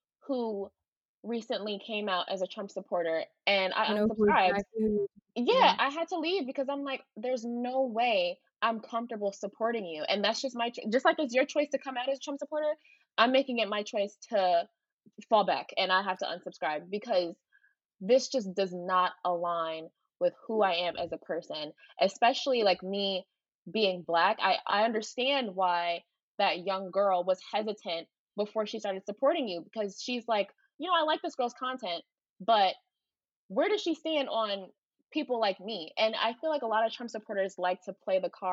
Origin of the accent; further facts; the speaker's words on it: Philadelphia, Pennsylvania, United States; me growing up in Philly